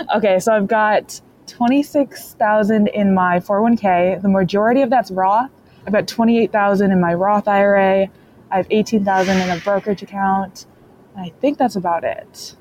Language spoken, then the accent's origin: English; Michigan, United States; I'm from Michigan and I work in the automotive industry